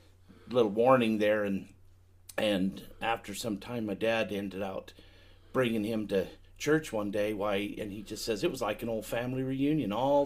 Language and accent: English; Salt Lake City, Utah, United States; also born or lived in Colorado City, Arizona; Yeah, I was born and raised. I was born in Salt Lake, and been raised in this all my life.